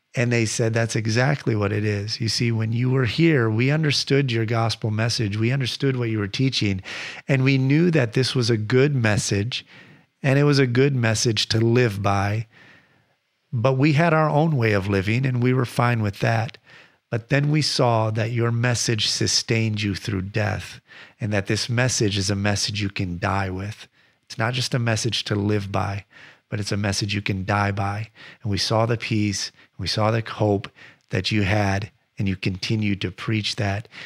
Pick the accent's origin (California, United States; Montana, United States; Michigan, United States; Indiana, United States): Michigan, United States; I grew up in Michigan